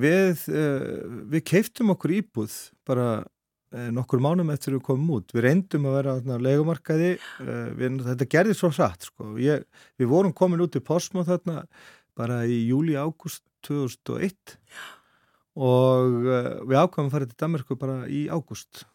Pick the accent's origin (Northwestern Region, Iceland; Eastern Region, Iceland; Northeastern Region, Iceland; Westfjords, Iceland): Westfjords, Iceland; Bolungarvík; moved away; also born or lived in Reykjavík / Árneshreppur; ég er svo alveg upp í Bólungavík alveg flytt þanga bara uh, innan við Áskamall og elst þar upp á mínu skólagöngu þar